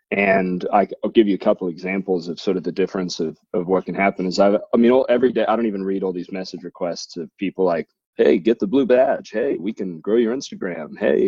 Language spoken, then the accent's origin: English; Thousand Oaks, California, United States; I see that you live in California. I grew up in Thousand Oaks.